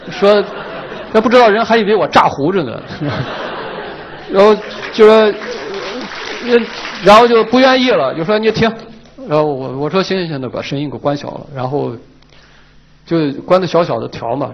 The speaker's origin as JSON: {"language": "Chinese", "region": "Ningxia", "country": "China", "said": "我们宁夏人把花儿已经不用令去唱"}